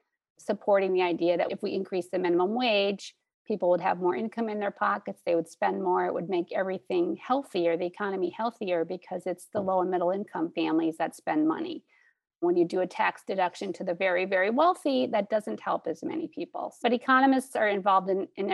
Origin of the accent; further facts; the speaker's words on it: Wisconsin, United States; moved away as an adult; also born or lived in Minnesota; now in Duluth, United States; I'm originally from Wisconsin, but have been in Minnesota for over 20 years